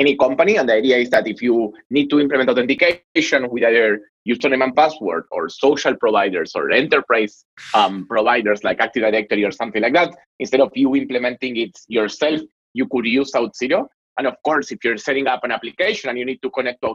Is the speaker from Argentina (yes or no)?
yes; Argentina; accent: Latin; English is a second language; my sexy Latin accent, I'm from Argentina.